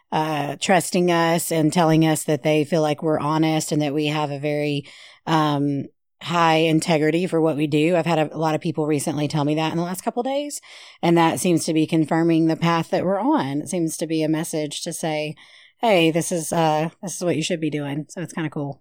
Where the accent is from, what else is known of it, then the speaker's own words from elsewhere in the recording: Shreveport, Louisiana, United States; also born or lived in Benton, Louisiana; I was born and raised in Shreveport